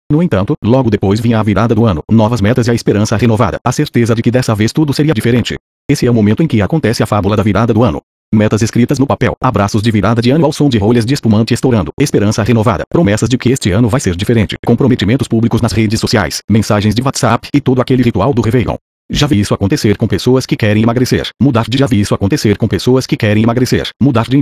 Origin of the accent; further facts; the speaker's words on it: Rio de Janeiro, Brazil; born there; Sou filho do Jerônimo e da Célia e nasci em Botafogo, no Rio de Janeiro.